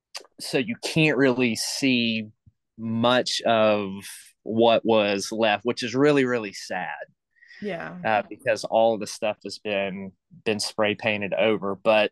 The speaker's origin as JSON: {"language": "English", "region": "the South", "country": "United States", "tie": "born or raised there", "said": "I got indoctrinated with this as a young youth growing up in the South."}